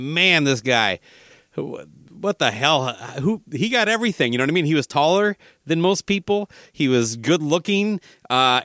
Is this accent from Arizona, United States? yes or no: no; Minnesota, United States; I'm in Minnesota. I'm born and raised. I'm calling you from St. Paul, Minnesota.